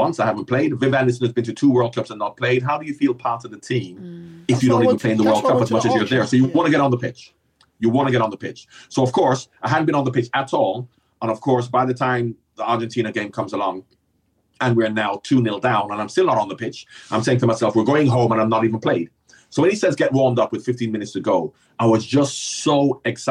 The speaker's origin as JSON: {"language": "English", "country": "Jamaica", "tie": "born or raised there", "said": "Growing up in Jamaica"}